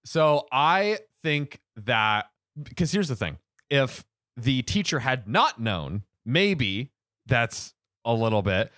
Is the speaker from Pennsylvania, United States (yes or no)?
no; Bradenton, Florida, United States; my hometown, Bradenton, Florida